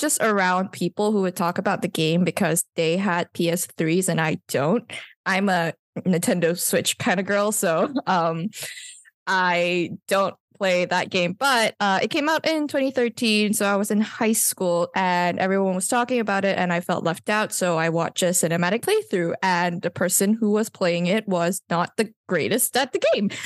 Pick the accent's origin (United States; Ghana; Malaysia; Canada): Malaysia; I can vaguely understand Bahasa because I'm Malaysian